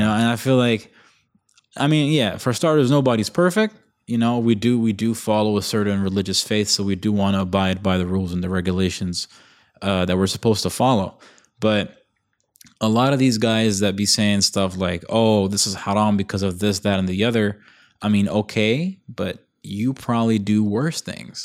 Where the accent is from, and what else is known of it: Bahrain